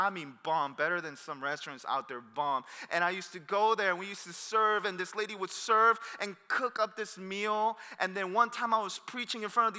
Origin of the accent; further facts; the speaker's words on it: Torrance, California, United States; I'm from Torrance, and that's why I'm just like Cerritos.